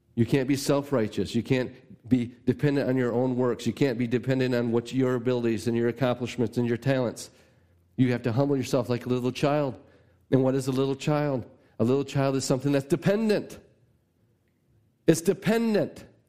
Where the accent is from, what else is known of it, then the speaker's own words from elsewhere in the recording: United States; as an American